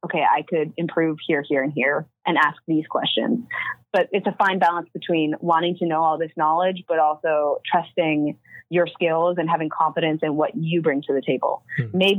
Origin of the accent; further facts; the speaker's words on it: Toronto, Ontario, Canada; I'm from the Greater Toronto area